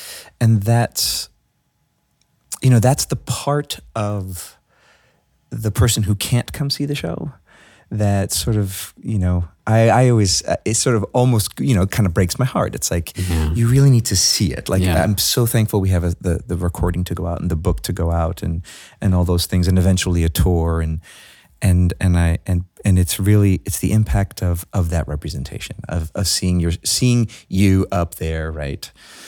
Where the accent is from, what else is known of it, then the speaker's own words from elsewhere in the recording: New York City, New York, United States; I'm born and raised in Brooklyn.